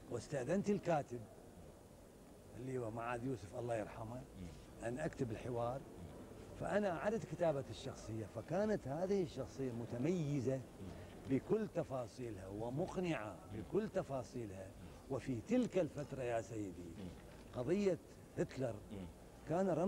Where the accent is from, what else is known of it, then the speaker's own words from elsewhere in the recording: Iraq; انا ممثل عراقي وعربي ايضا وجمهوري مو الماني